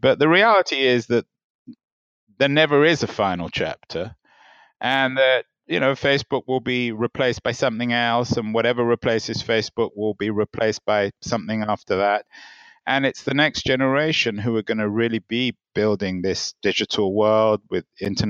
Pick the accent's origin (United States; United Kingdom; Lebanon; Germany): United Kingdom; England; When I was growing up, I grew up in England, and I used to just go away, go to Europe, go overseas